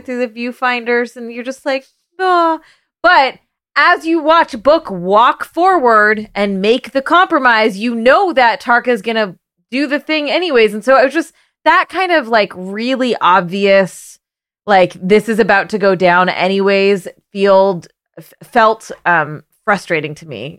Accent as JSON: {"language": "English", "country": "Canada", "tie": "born or raised there", "moved": "yes", "lives_now": "United States", "said": "I grew up in Canada"}